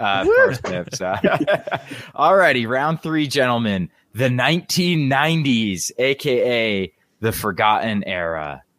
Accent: West Virginia, United States; my home state of West Virginia.

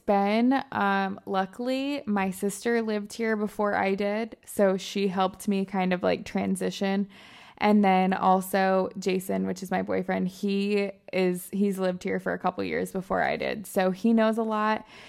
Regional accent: Michigan, United States; moved away as an adult; also born or lived in Alabama; I'm originally from Michigan

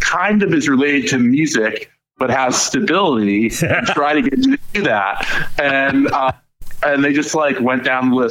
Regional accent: Madison, New Jersey, United States; I grew up in Madison, New Jersey

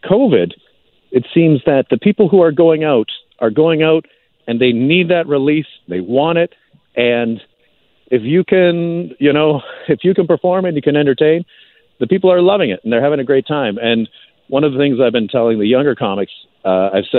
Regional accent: Canada; as a Canadian performer

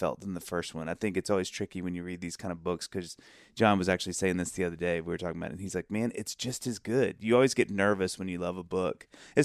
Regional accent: Mississippi, United States; we're both from Mississippi

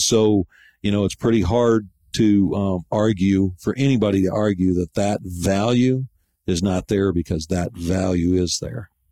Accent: Grayling, Michigan, United States; moved away as an adult; also born or lived in Flint, Michigan; now in Gainesville, United States; being a native of Michigan, that's where I grew up. I was born in Flint and moved to Grayling in 1967

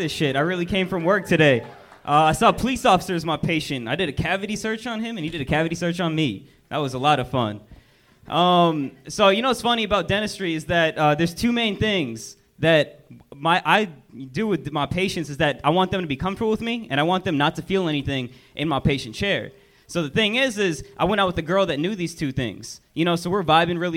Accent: Las Vegas, Nevada, United States; I'm from Vegas

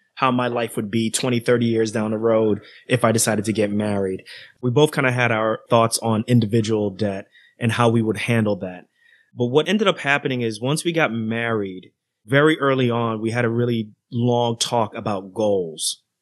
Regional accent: New York City, New York, United States; moved away; also born or lived in Irvington, New Jersey; I grew up in Queens, New York, then moved to Jersey

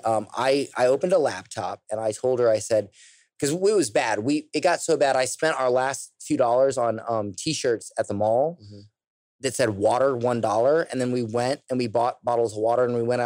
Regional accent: United States; I'm American

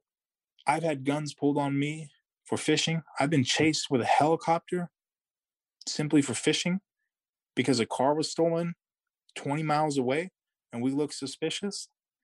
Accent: Yurok tribe, California, United States

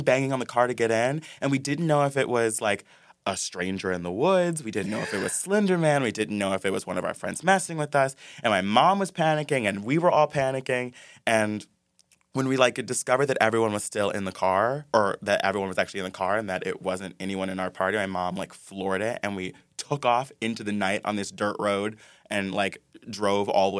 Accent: Ypsilanti, Michigan, United States; moved away; I grew up in Michigan, Hicktown, Michigan

